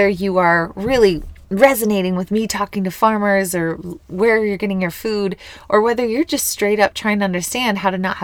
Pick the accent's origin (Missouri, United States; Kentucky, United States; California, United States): Missouri, United States; moved away; coming back to my hometown. This is where I was born and raised.